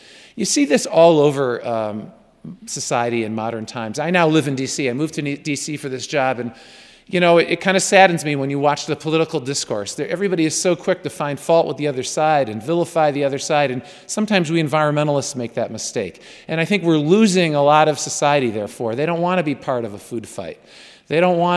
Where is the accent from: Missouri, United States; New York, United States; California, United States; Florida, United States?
New York, United States; I'm a New Yorker